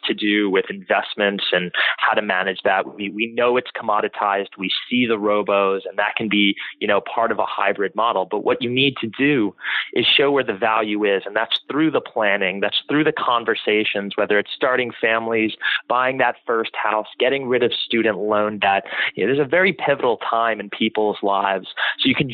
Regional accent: Florida, United States; I did well in high school, and I'm from Florida

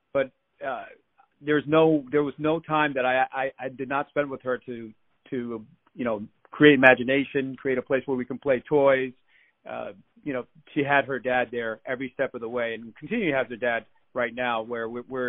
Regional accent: New York City, New York, United States; I'm originally from New York City, Queens, born and raised.

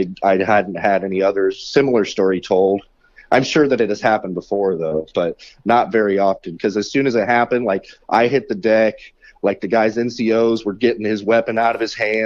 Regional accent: Vigo County, Indiana, United States; born or raised there

